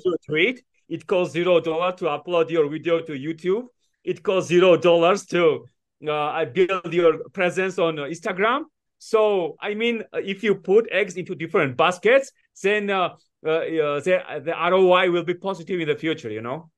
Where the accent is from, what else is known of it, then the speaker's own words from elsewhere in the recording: Georgia; moved away; also born or lived in United States; I was born in Georgia